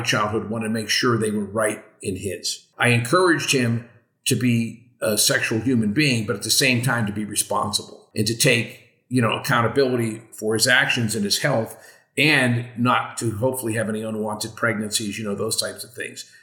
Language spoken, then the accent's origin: English; Western Pennsylvania, United States; I grew up in Western Pennsylvania